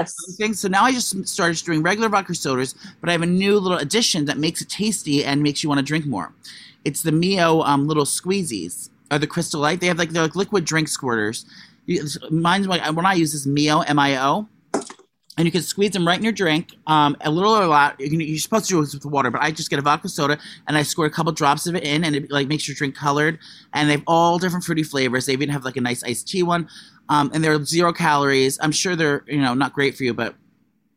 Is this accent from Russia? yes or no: yes; Russia; moved away; I'm from Russia